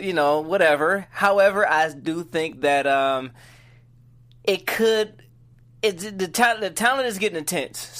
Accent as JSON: {"language": "English", "town": "Detroit", "region": "Michigan", "country": "United States", "said": "I'm from Detroit"}